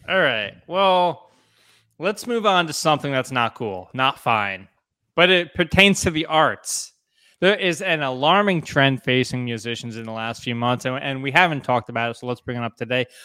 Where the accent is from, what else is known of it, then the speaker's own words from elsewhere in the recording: New Jersey, United States; growing up in New Jersey, it's, like, a, a rite of passage when you're in, like, fifth, sixth grade